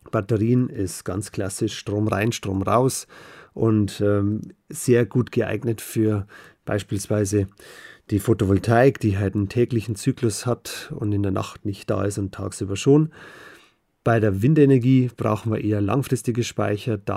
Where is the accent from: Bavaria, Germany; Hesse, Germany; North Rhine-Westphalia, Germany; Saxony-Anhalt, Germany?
Bavaria, Germany; Ich bin im Landkreis Passau geboren, aufgewachsen und habe erstmal Elektriker gelernt